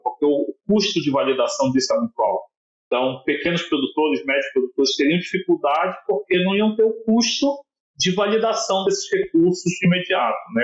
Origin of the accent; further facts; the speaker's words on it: Amazon, Brazil; enquanto amazônida